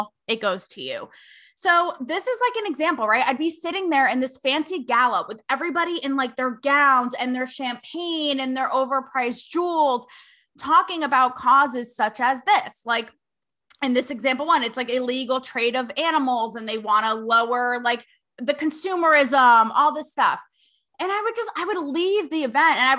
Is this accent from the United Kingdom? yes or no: no; Canada; growing up in Canada, we didn't learn about the history